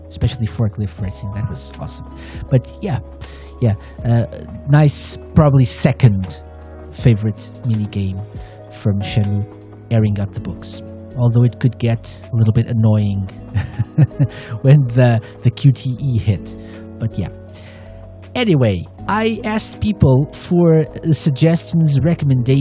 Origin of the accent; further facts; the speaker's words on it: Portugal; fellow Portuguese PTPT crew